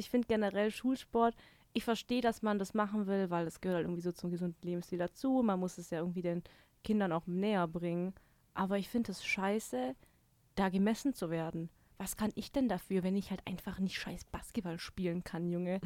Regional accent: Baden-Württemberg, Germany; now in Munich, Germany; ich komme nicht aus Bayern. Ich bin doch, ich bin doch aus Baden-Württemberg. Ich bin doch Schwab

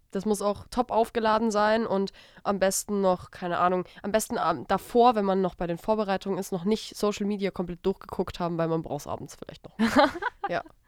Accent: Stuttgart area, Baden-Württemberg, Germany; ich komme ich komm ja aus, äh, aus der Richtung von Stuttgart

